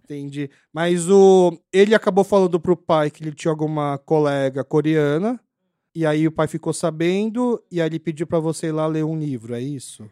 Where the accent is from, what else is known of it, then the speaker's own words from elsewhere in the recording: Brazil; accent: Kyopo; vim do Brasil